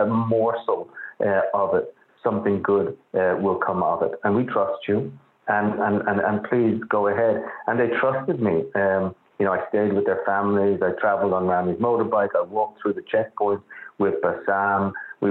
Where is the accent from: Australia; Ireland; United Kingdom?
Ireland; Dublin, Leinster; now in New York, United States; I grew up in Dublin. I grew up in suburban Dublin